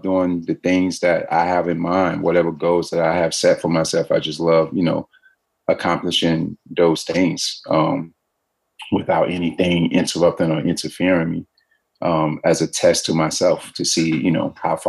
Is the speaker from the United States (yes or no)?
yes; Aurora, North Carolina, United States; now in New York City, United States; Me growing up in Aurora, now looking back, I actually love the fact that, you know, I had a front yard and a backyard